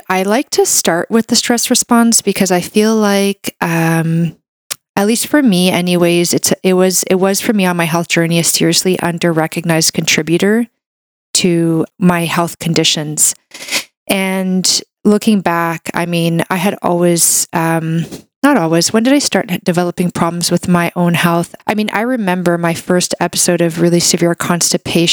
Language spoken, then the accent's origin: English; Canada; I'm a Canadian medical doctor